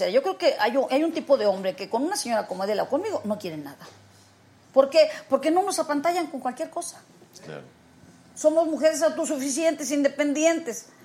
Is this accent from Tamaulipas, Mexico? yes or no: yes; Matamoros, Tamaulipas, Mexico; De Matamoros